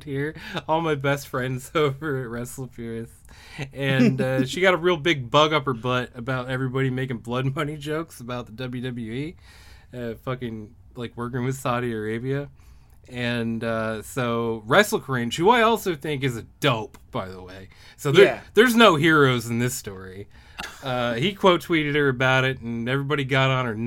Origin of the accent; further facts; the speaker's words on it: Canada; I'm some Canadian midget